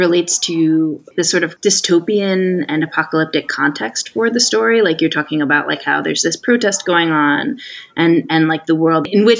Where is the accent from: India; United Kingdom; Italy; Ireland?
United Kingdom; Manchester, North West England; We don't know, I'm from Manchester.